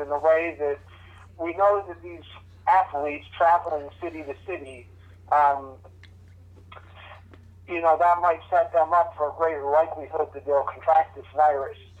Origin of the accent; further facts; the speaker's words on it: Vermont, United States; growing up in Vermont, I was actually in junior high when 9/11 happened